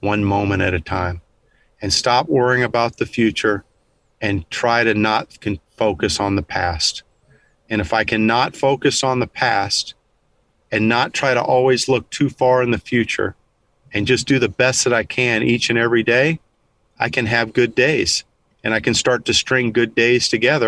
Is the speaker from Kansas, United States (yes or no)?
yes; Kansas, United States; moved away as an adult; now in Texas, United States; I grew up in Kansas